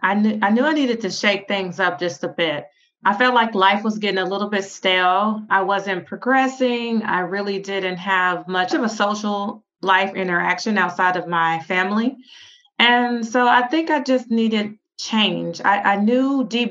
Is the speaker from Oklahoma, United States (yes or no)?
yes; Oklahoma City, Oklahoma, United States; moved away as an adult; also born or lived in Phoenix, Arizona; now in Spain; I'm from Oklahoma City, originally born and raised.